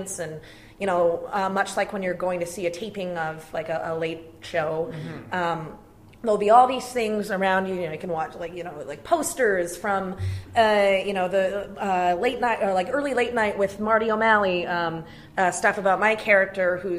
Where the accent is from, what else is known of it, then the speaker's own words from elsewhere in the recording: Brantford, Ontario, Canada; I grew up in Brantford, Ontario.